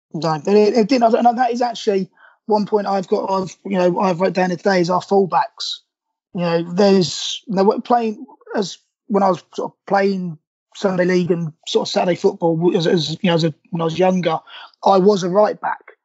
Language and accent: English; Milton Keynes, South East England, United Kingdom; I born and raised in Milton Keynes. My parents from Sunderland